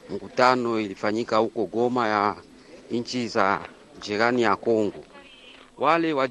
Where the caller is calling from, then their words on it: Kagongwa, Shinyanga, Tanzania; kijana mpole, natokea Kagongwa, mtaa wa Majengo, kama Shinyanga, Tanzania.